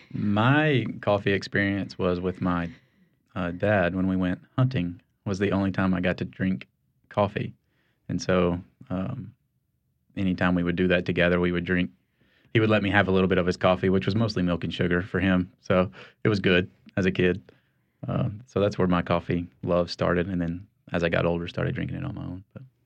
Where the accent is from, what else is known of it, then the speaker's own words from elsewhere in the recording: Kentucky, United States; now in New Orleans, United States; I am from Kentucky originally